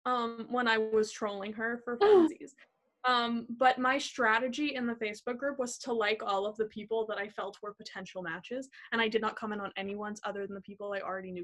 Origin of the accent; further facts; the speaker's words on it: New York, United States; I'm from Long Island, and I'm super excited to be committed to Muhlenberg as a media and communications major.